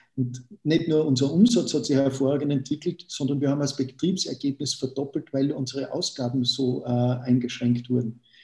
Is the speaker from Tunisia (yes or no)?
no; Austria; mich als, als Österreicher